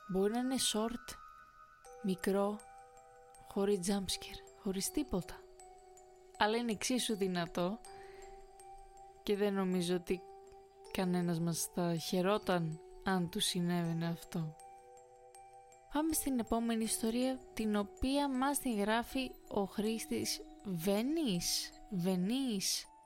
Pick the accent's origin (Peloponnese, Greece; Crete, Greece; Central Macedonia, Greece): Central Macedonia, Greece; Thessaloniki; Εμεί είμαστε από Θεσσαλονίκη και βάσει σχεδίου θα κάναμε μια στάση στην Κόρινθο